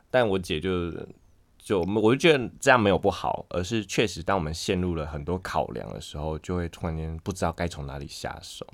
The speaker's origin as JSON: {"language": "Chinese", "region": "Pingtung County", "country": "Taiwan", "moved": "yes", "said": "我屏东人"}